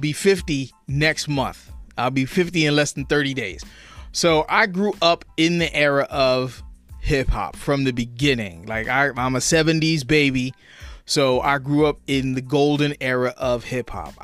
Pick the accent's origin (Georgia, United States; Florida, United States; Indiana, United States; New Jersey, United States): New Jersey, United States; Trenton; also born or lived in Hamilton, New Jersey; I'm from Trenton, New Jersey, born and raised right here in the city of Trenton.